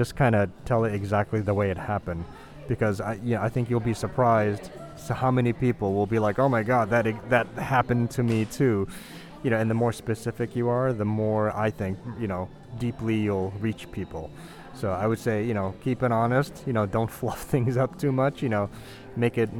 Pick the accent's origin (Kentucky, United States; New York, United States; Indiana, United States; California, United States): New York, United States; growing up in New York, in Chinatown, and during the 80s